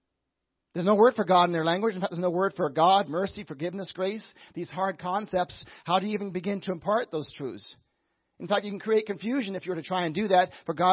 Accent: Papua New Guinea; I grew up in Papua New Guinea, like I said, a land above Australia, below Indonesia, a beautiful land. We lived in the mountains. My parents went there in 1974.

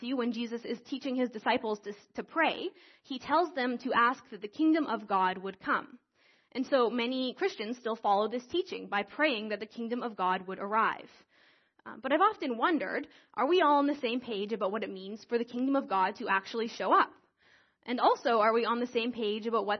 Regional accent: Creston, British Columbia, Canada; moved away as an adult; now in Calgary, Canada; I grew up in Creston, and I grew up in this church

